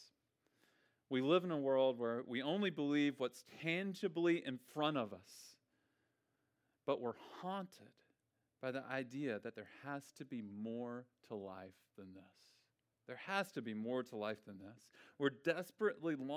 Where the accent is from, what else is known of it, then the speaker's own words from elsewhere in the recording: Memphis, Tennessee, United States; I'm from Memphis.